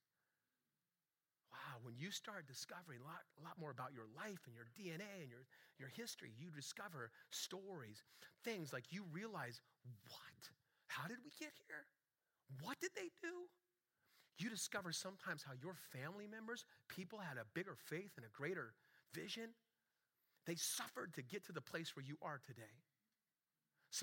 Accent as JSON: {"language": "English", "town": "Long Beach", "region": "California", "country": "United States", "tie": "born or raised there", "moved": "yes", "lives_now": "Oregon, United States", "said": "I grew up in Long Beach, California"}